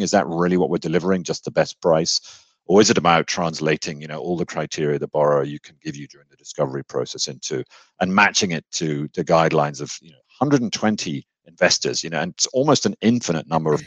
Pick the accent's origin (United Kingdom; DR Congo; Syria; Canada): United Kingdom; accent: British; moved away as an adult; now in Texas, United States; I was born in the UK. Um, I'm a Brit